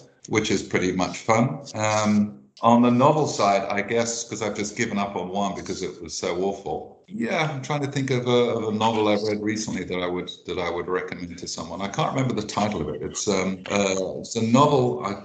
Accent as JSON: {"language": "English", "region": "England", "country": "United Kingdom", "said": "I'm English"}